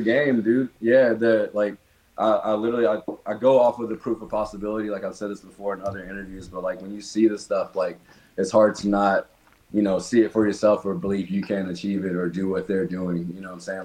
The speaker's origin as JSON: {"language": "English", "town": "Nashville", "region": "Tennessee", "country": "United States", "tie": "born or raised there", "said": "I'm from Nashville, Tennessee um, born and raised here"}